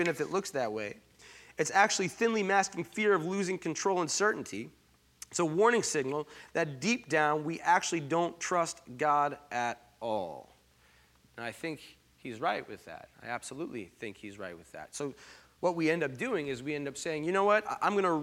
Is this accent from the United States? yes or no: yes; Long Island, New York, United States; I grew up on Long Island